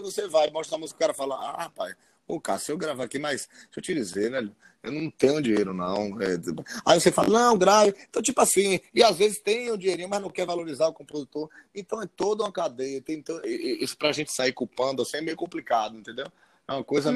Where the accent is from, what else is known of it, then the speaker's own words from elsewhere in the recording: Feira de Santana, Bahia, Brazil; Sou de Feira de Santana